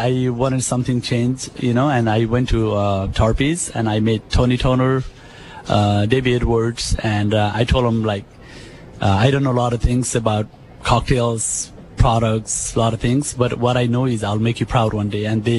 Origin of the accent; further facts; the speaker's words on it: Nepal; moved away as an adult; now in United States; Yeah, I came from Nepal in the 90s, late 90s.